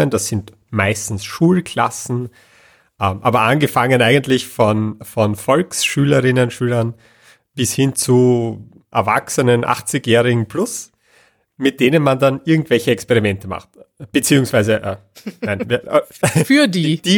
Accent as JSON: {"language": "German", "region": "Vienna", "country": "Austria", "also_born_or_lived": "Lower Austria", "said": "ich komme ursprünglich äh, aus Wien und bin dann immer so zwischen Wien und Niederösterreich hin und her gezogen. Jetzt aktuell wieder Niederösterreich"}